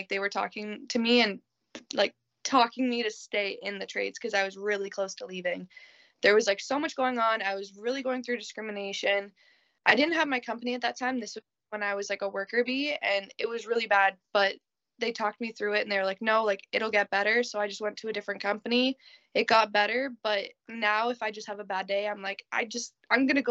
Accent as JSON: {"language": "English", "region": "Ontario", "country": "Canada", "said": "I'm Canadian"}